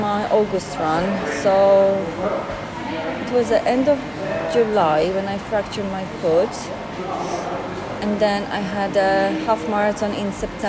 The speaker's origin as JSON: {"language": "English", "country": "Poland", "second_language": "English", "moved": "as an adult"}